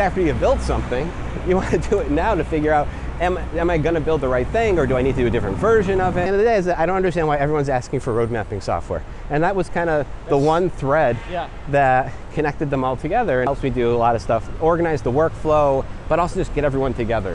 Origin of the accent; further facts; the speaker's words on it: Western Massachusetts, United States; now in New York City, United States; I was born in Western Massachusetts. If you're familiar with things like Tanglewood and the Berkshires, that's my area